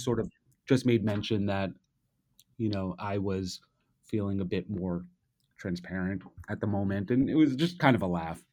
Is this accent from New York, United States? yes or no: yes; New York City, New York, United States; I'm a native New Yorker, I grew up here